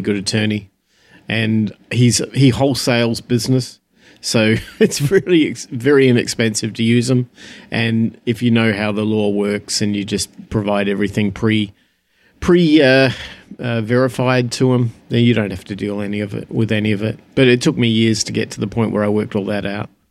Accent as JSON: {"language": "English", "town": "Phoenix", "region": "Arizona", "country": "United States", "tie": "born or raised there", "said": "my hometown in Phoenix"}